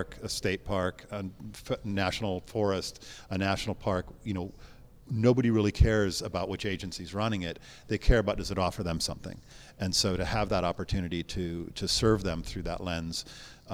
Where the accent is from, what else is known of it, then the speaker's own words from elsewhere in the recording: Montana, United States; also born or lived in San Francisco; now in Los Angeles, United States; I grew up in Montana